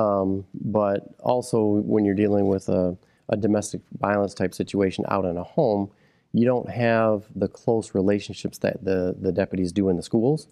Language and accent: English; Midland, Michigan, United States; I was born and raised here in Midland County